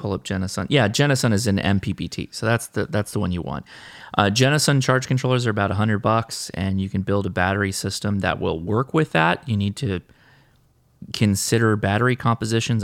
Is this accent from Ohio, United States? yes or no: no; California, United States; We're Californians, though, so we don't enunciate T's to begin